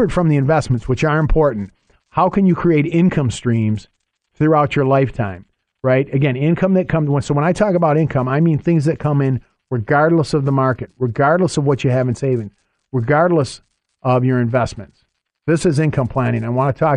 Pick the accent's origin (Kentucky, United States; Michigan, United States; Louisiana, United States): Michigan, United States; near Detroit; moved away; I'm from the Michigan area originally. I grew up near Detroit